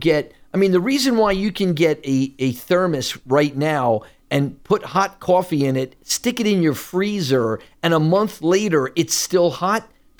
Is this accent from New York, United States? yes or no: yes; New York, United States; It's like I'm a New Yorker. I miss just seeing people who sneer at me.